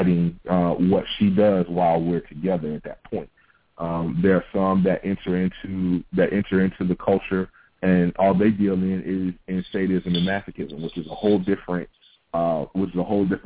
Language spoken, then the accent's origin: English; the South, United States; growing up in the South